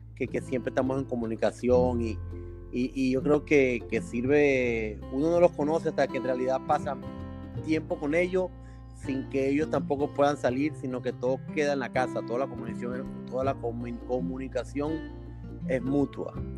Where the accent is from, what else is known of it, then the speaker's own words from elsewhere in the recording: Venezuela; moved away; yo salí de Venezuela mucho tiempo